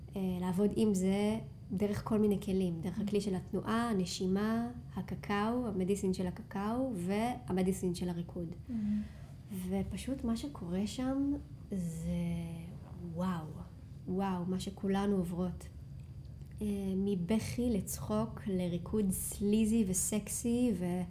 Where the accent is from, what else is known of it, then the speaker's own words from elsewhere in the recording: Rinatya, Central District, Israel; moved away as an adult; also born or lived in Tel Aviv / Shaharut; חזרתי לגור במושב שבו גדלתי, מושב רינתיה. מושב ממש מתוק שנמצא במרכז הארץ